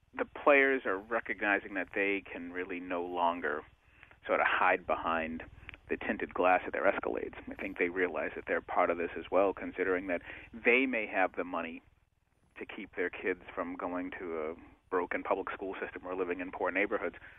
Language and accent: English; Boston, Massachusetts, United States; I grew up in Boston